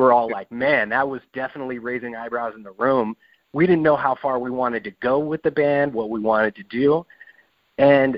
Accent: New Mexico, United States; now in Seattle, United States; I'm from New Mexico originally

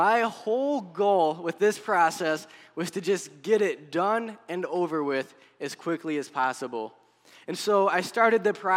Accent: Buffalo, New York, United States; moved away as an adult; also born or lived in Pennsylvania; now in Tunkhannock, United States; Originally, I'm from New York near the Buffalo area

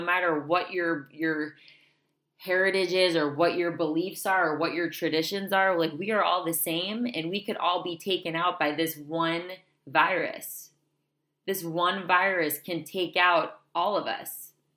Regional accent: South Florida, United States; moved away; I'm from South Florida

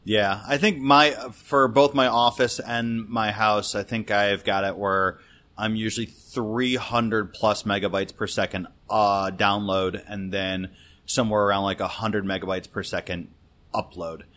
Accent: Detroit, Michigan, United States; moved away as an adult; now in Washington, D.C., United States; So I grew up in Detroit

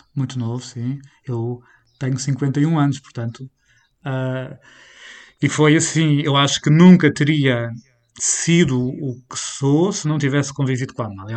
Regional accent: Portugal

